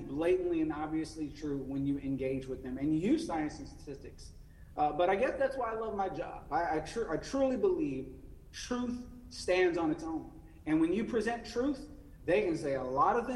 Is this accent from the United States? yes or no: yes; Central Louisiana, United States; now in North Carolina, United States; I come from a family that knows what racism is like growing up in the Deep South in Central Louisiana.